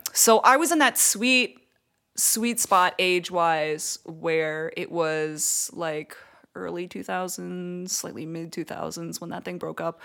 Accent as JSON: {"language": "English", "country": "Canada", "said": "I'm Canadian"}